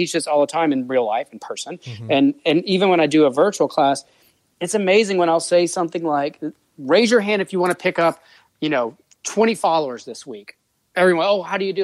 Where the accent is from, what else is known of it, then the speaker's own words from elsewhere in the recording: New Orleans, Louisiana, United States; I'm from New Orleans.